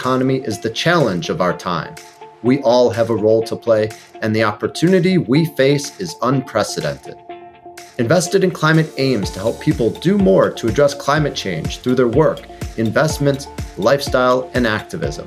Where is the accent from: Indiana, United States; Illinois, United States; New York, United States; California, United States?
Illinois, United States; Chicago; as a native Chicagoan